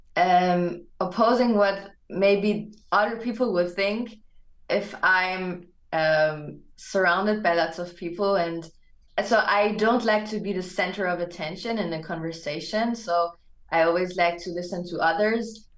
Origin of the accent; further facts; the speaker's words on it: Germany; English is a second language; also born or lived in Hamburg, Germany; I was born and raised in Germany